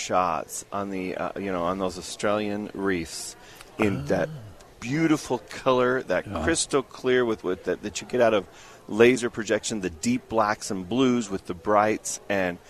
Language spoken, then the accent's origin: English; Ogden, Utah, United States; born or raised there